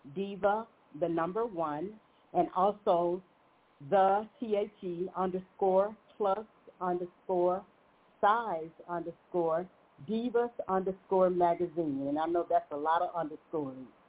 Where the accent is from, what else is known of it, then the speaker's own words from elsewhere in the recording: Montgomery, Alabama, United States; I'm hailing from Montgomery, Alabama, born here originally